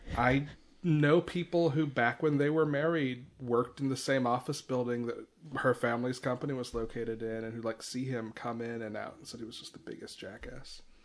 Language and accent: English; Dalton, Georgia, United States; I'm from Dalton